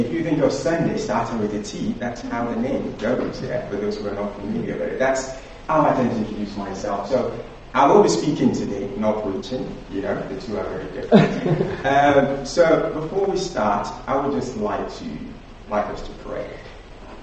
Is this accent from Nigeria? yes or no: yes; Nigeria; as a young child growing up in Nigeria